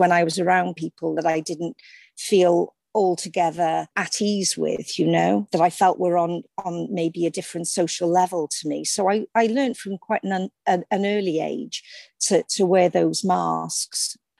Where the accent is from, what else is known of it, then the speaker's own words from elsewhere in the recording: Cardiff, Wales, United Kingdom; Yeah, well, I mean, it's nothing sensational. I came from a very ordinary working class loving family. My father was a docker, my mum was a secretary, and I had two brothers.